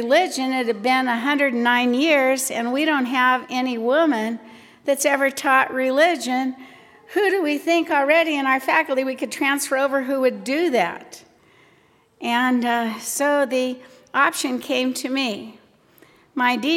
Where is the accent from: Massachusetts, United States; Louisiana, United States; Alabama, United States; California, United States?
California, United States; Long Beach; I grew up in Long Beach, California